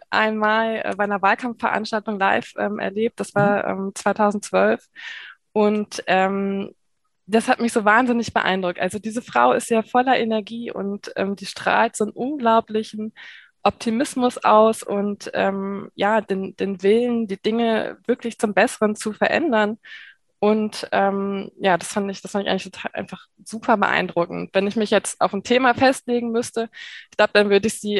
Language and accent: German; North Rhine-Westphalia, Germany; now in Mainz, Germany; Ich komme nämlich ursprünglich ähm, aus der Nähe von Köln, also bin auch mhm. Nordrhein-Westfalen, ähm, wohne jetzt aber schon seit vielen, vielen Jahren ähm, in Mainz.